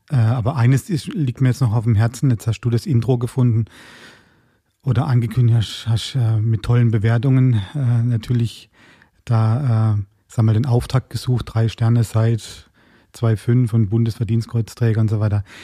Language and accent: German; Baden-Württemberg, Germany; Ich komme ja eigentlich ursprünglich aus dem Schwarzwald und habe da ein paar Besuche gemacht, wo ich über Jahrzehnte nicht getan habe.